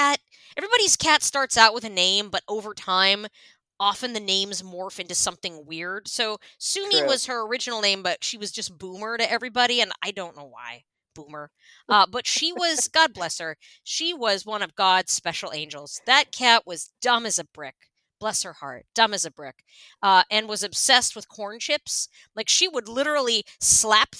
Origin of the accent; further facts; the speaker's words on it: Pennsylvania, United States; moved away; I'm from Pennsylvania